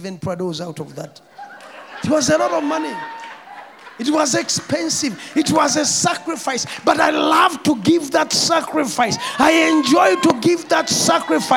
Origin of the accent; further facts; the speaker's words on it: Kampala, Central Region, Uganda; I come from Natete